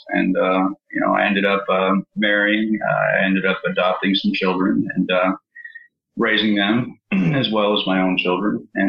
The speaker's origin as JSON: {"language": "English", "town": "East Providence", "region": "Rhode Island", "country": "United States", "tie": "born there", "also_born_or_lived": "California / Arkansas", "said": "I was born in Providence, Rhode Island, East Providence, and moved around pretty much every 2 months since then."}